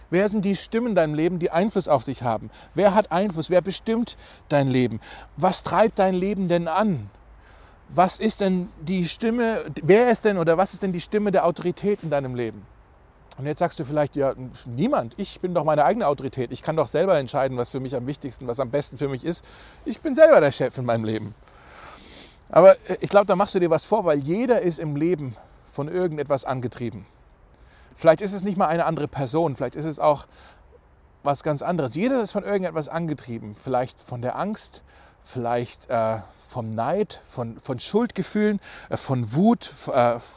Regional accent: Berlin, Germany; als Berliner hören wir das und sagen, ja, ist ganz schön arrogant eigentlich von Jesus, oder?

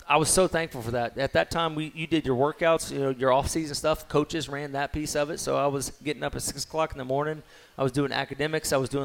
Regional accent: Mexia, Texas, United States; growing up in Mexia, you had to drive 45 minutes to Waco to go to a movies

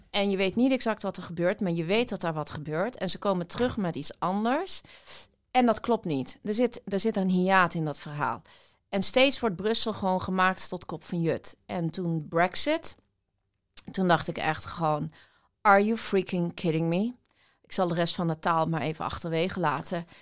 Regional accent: Weert, Limburg, Netherlands; ik ben eh, opgegroeid in Weert. Dat, is, dat ligt in Limburg

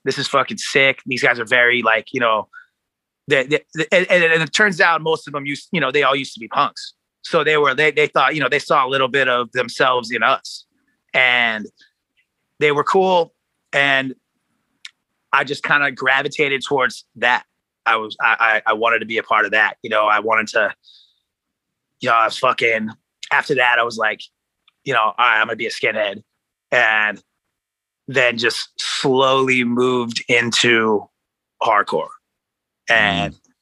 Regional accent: Oceanside, California, United States; also born or lived in Kansas City / Seattle; now in Los Angeles, United States; I was born in Kansas City. I grew up in Southern California. Uh, not in LA, actually. I'm not from here. Uh, I grew up in uh, Ocean, like Oceanside, which is like North County, San Diego.

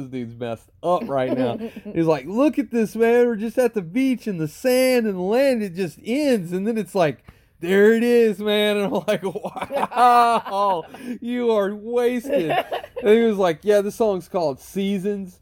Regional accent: South Louisiana, United States; I'm from South Louisiana

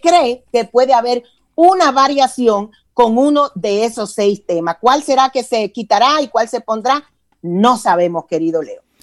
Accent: Dominican Republic; moved away as an adult; now in Atlanta, United States; yo soy de origen dominicano, pero tengo más de veintitantos años, para que no calculen, eh, establecida en el estado de Georgia, en la ciudad de de Atlanta. Yo en República Dominicana estudié publicidad

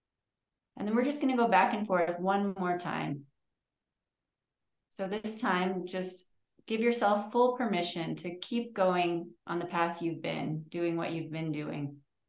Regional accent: Connecticut, United States; I'm from Connecticut.

